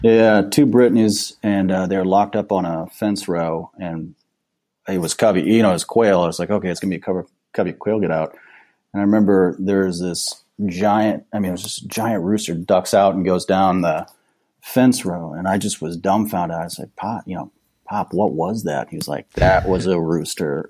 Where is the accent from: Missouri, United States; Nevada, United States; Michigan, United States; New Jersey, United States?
Missouri, United States; Kansas City; also born or lived in Colorado; I grew up in Kansas City, and uh, I grew up hunting. We, you know, here in the Missouri side